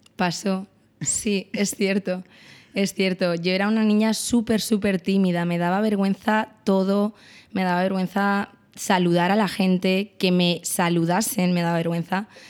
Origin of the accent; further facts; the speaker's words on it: Estremera, Community of Madrid, Spain; Yo no soy de Fuentideña, soy de Estremera